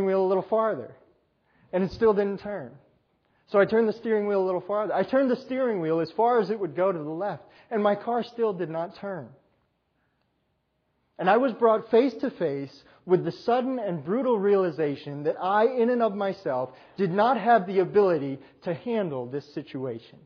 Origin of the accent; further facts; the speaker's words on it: New York, United States; moved away; I grew up in New York